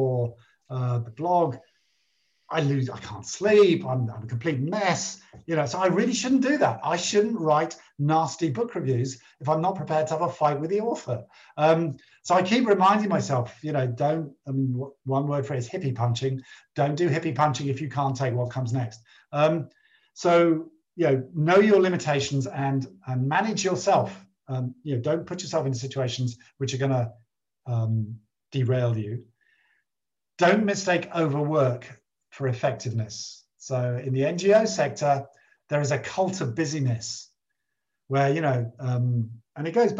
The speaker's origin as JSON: {"language": "English", "country": "United Kingdom", "said": "I'm very British"}